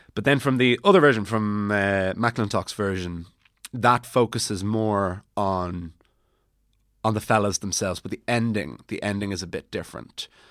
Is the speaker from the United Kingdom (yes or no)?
no; Wicklow, Leinster, Ireland; also born or lived in Bray; now in Dublin, Ireland; Wicklow town